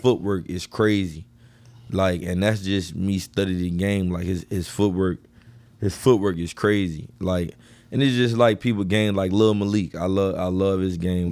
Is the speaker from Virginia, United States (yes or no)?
yes; Richmond, Virginia, United States; I was from the East End